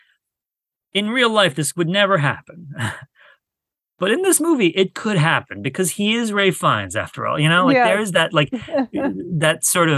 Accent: Turkey; I'm from Turkey

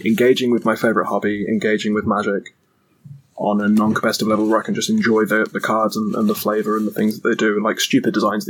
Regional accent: England, United Kingdom; we're English?

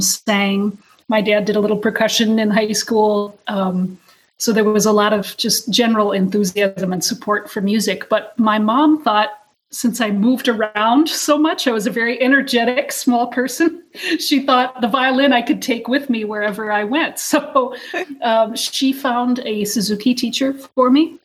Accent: North Dakota, United States; I grew up in North Dakota

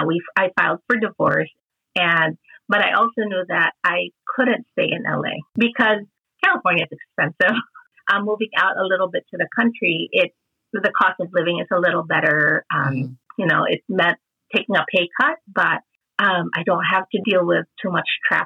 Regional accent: Philippines; I grew up in the Philippines, where we're from, Jen. Our families are from. We live in Cebu

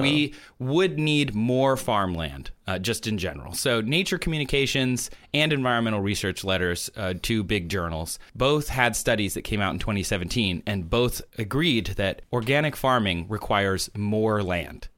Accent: Midwest, United States; now in Los Angeles, United States; I'm from the Midwest, uh, where the corn comes from.

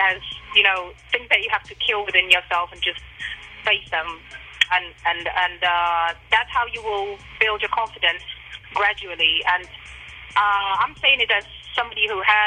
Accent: Russia; now in England; I grew up in Russia

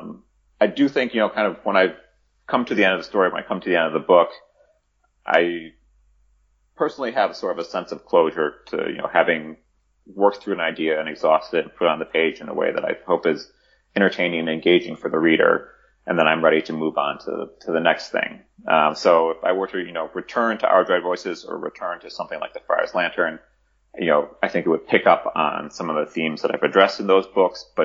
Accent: Chicago, Illinois, United States; my hometown of Chicago

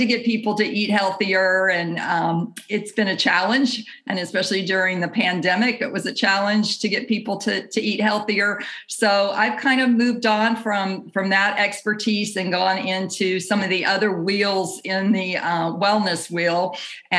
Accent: Jackson, Mississippi, United States; I grew up in Jackson, Mississippi

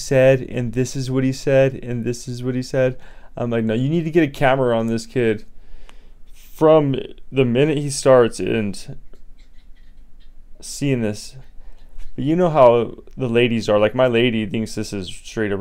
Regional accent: Colorado, United States; now in Las Vegas, United States; I come from Hippieville, USA, Colorado

